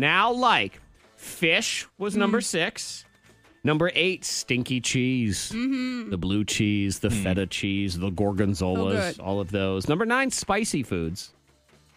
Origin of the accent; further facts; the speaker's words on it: New England, United States; We grew up in New England